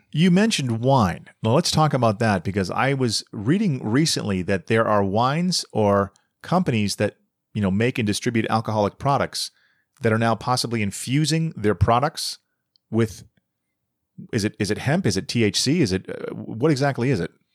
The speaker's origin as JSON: {"language": "English", "town": "Boston", "region": "Massachusetts", "country": "United States", "moved": "yes", "said": "I'm from Boston originally"}